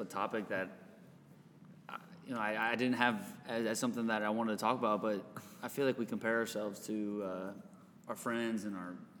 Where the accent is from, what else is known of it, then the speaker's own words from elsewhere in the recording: Wisconsin, United States; I was born in Wisconsin